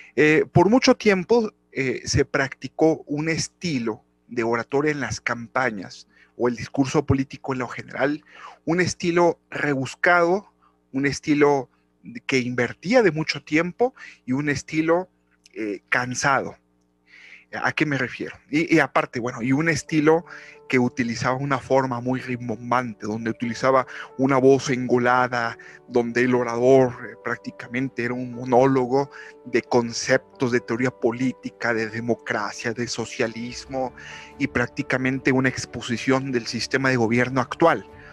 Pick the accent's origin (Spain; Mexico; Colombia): Mexico; en mi país México